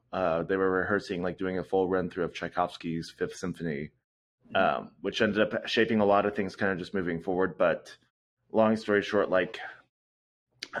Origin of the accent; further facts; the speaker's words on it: Nebraska, United States; now in Kansas City, United States; I ended up actually growing up in Nebraska, which is in the middle of the United States.